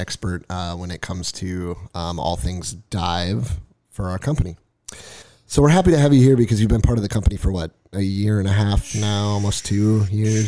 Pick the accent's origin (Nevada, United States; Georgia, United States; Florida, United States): Nevada, United States; We're from Nevada